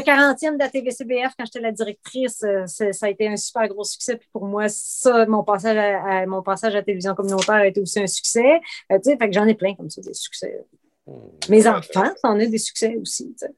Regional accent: Outaouais, Quebec, Canada; also born or lived in Trois-Rivières; je suis originaire de Trois-Rivières, mais j'ai grandi à, en Outaouais

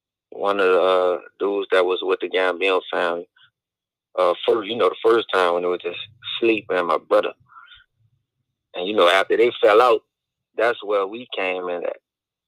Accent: New Orleans, Louisiana, United States; I'm from New Orleans, Louisiana.

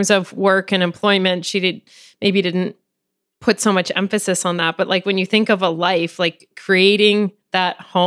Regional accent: Dorval, Quebec, Canada; I was born in Montreal, actually. Well, Dorval, a suburb outside of Montreal.

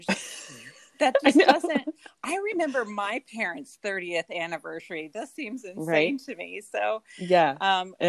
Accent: Arizona, United States; I was born here in Arizona, where I still live

